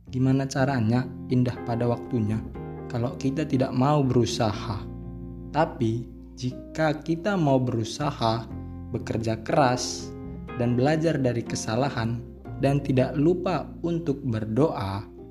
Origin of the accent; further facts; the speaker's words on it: Medan, North Sumatra, Indonesia; moved away as an adult; now in Lampung, Indonesia; saya berasal dari Medan, Sumatera Utara